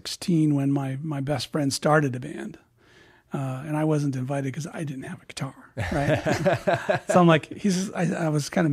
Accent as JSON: {"language": "English", "region": "Illinois", "country": "United States", "tie": "born or raised there", "moved": "as an adult", "said": "I grew up in Illinois, so yeah. I was about 23 when I left town, 22, 23."}